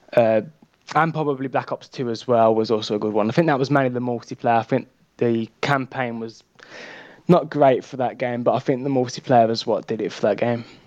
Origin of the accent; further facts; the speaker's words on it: Birmingham, West Midlands, United Kingdom; I'm from Birmingham in the UK